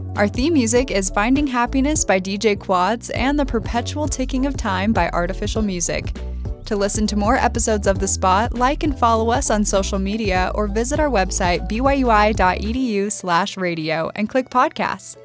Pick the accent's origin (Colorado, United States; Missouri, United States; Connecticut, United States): Missouri, United States; St. Louis; moved away; I grew up in Missouri